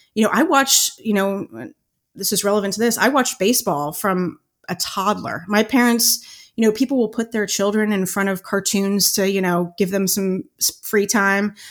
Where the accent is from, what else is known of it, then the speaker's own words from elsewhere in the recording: Cincinnati, Ohio, United States; I grew up in Cincinnati. I grew up in the northern suburbs of Cincinnati